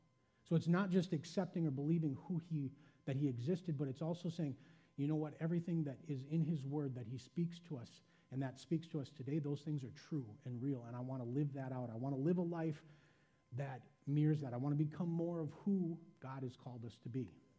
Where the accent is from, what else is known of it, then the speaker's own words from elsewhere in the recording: Midwest, United States; be a greeter, I'm a Midwesterner, I'm a little reserved, I don't know that I can smile and shake everyone's hand as they come in the door.